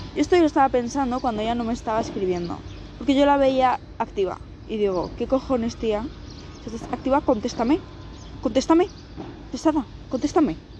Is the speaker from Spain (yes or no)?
yes; Spain; Las dos somos de España, pero vivimos en diferentes provincias